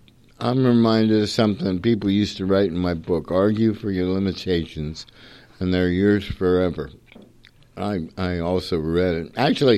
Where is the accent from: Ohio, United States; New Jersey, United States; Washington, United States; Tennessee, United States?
Ohio, United States; northeastern; Where am I from? I'm from the spiritual center of the universe, northeastern Ohio.